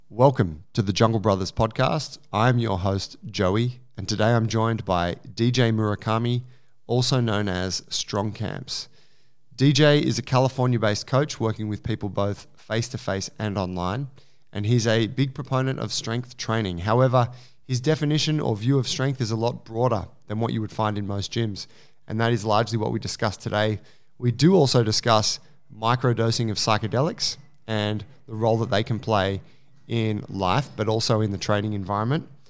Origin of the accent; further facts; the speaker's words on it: Sydney, New South Wales, Australia; I'm from Sydney, Australia